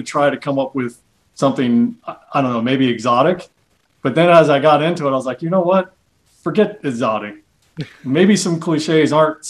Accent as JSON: {"language": "English", "town": "Spartanburg", "region": "South Carolina", "country": "United States", "tie": "born or raised there", "moved": "yes", "said": "I grew up in South Carolina. In Spartanburg, which back in those days was just this little sleepy Southern Baptist town."}